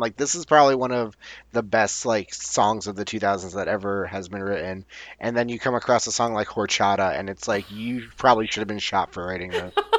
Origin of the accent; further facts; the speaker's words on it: Newark, New Jersey, United States; they asked me where I'm from, and I said Newark